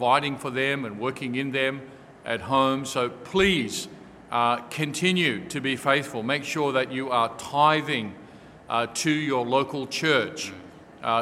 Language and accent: English; Australia; moved away as an adult; as an Australian son, and as an Australian who comes from a long generation of people in Australia